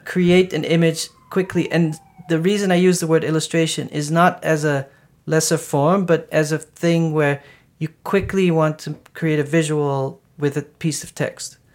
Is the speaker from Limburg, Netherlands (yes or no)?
yes; Maastricht, Limburg, Netherlands; I grew up in Maastricht, it's like a hundred and twenty thousand people